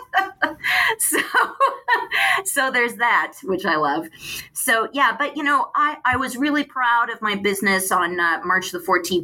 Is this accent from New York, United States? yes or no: no; Phoenix, Arizona, United States; now in Pasadena, United States; I'm from Phoenix. I grew up in Phoenix